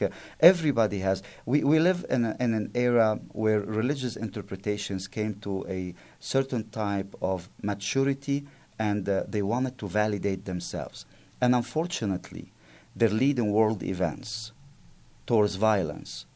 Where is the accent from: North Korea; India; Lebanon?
Lebanon; Byblos, Keserwan-Jbeil; English is a second language; moved away; Byblos, my, my hometown